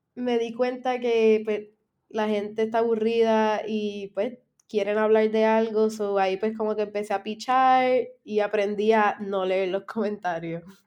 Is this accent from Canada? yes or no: no; San Germán, Puerto Rico; yo soy de San Germán